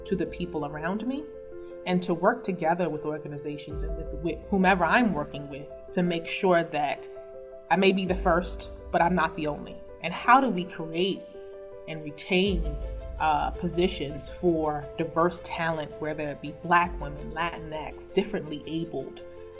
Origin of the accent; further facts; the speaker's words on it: New York City, New York, United States; now in Atlanta, United States; I grew up in Brooklyn, New York. I'm very proud to say that, even though I call Atlanta home